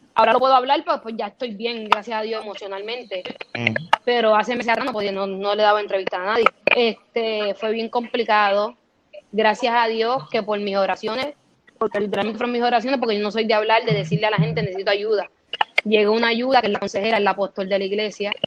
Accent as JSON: {"language": "Spanish", "town": "Carolina", "country": "Puerto Rico", "tie": "born or raised there", "said": "yo me crié aquí toda mi vida, yo soy boricua"}